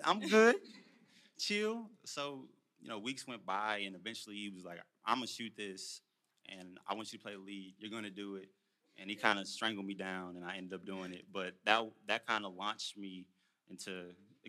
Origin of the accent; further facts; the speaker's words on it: Houston, Texas, United States; moved away as an adult; also born or lived in Louisiana; now in Los Angeles, United States; I'm a country boy. I'm from Houston, Texas. Family from Louisiana.